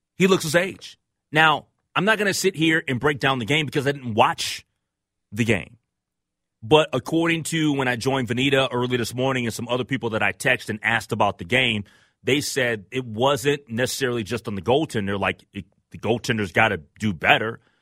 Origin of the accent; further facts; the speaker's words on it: Minnesota, United States; as Minnesotan